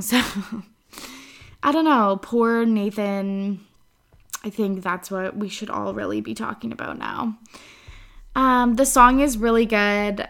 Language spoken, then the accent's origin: English; Kamloops, British Columbia, Canada; moved away; I was up in Kamloops, my hometown